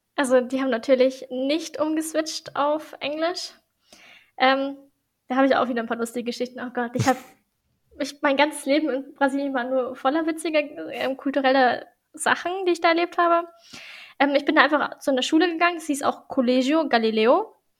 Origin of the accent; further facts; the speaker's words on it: Germany; also born or lived in Brazil; was ich halt nicht gekannt habe als Deutsche